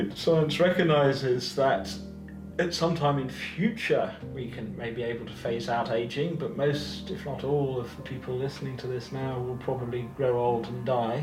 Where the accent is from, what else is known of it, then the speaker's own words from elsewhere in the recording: United Kingdom; I'm British